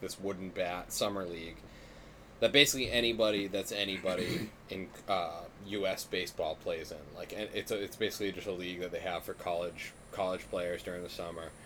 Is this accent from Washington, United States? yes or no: no; Massachusetts, United States; moved away; I come from Massachusetts, the gayest fucking place